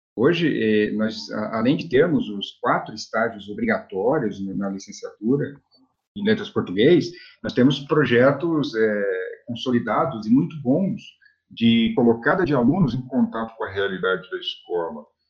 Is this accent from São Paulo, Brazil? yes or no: no; Florianópolis, Santa Catarina, Brazil; moved away; also born or lived in Cambé, Paraná; eu sou natural de Florianópolis